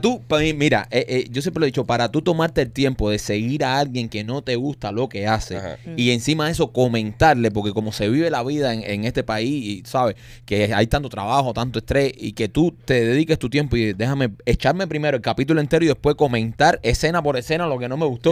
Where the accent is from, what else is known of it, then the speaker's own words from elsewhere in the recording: Cuba; como los cubanos